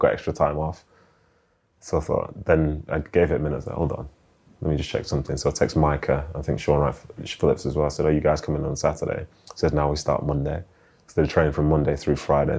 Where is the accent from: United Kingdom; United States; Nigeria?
United Kingdom; Manchester, North West England; moved away as an adult; also born or lived in London; being a Mancunian, like, I hated London. Like, and my experience as a footballer from Manchester